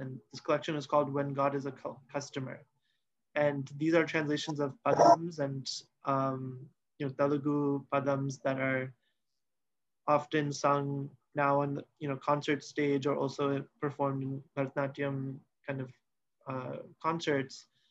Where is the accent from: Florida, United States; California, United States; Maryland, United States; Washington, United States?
Washington, United States; Seattle; since I was one year old, I've lived in the US. Um, I, I grew up in Seattle, Washington